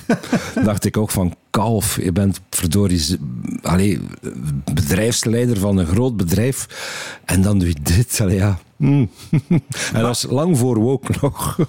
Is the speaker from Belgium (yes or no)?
yes; West Flanders, Belgium; accent: West Flemish dialect; ik ben West-Vlaming en in West-Vlaanderen hebben ze nogal uitgesproken dialect.